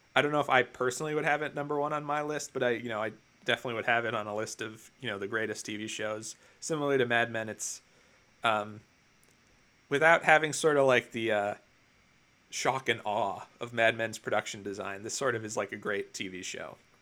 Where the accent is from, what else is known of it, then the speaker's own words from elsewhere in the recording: New Jersey, United States; I'm from New Jersey